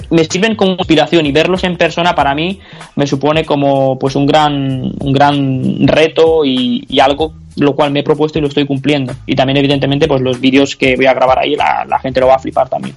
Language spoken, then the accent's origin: Spanish; Almería, Andalusia, Spain; soy un chico de Almería de 22 años